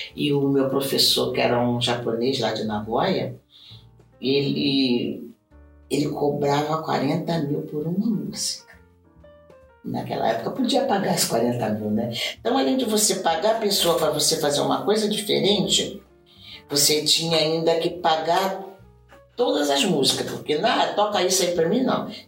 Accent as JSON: {"language": "Portuguese", "country": "Brazil", "moved": "as an adult", "lives_now": "Japan", "said": "eu vim do Brasil, eu trouxe samba, eu trouxe jazz, eu trouxe um monte de dança"}